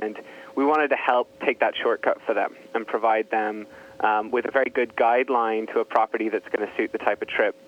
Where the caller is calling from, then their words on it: San Francisco, California, United States; I am. I'm in sunny San Francisco.